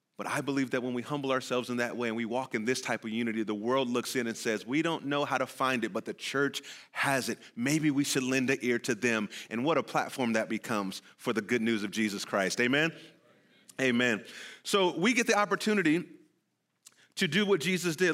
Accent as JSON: {"language": "English", "region": "California", "country": "United States", "moved": "yes", "said": "I'm from California"}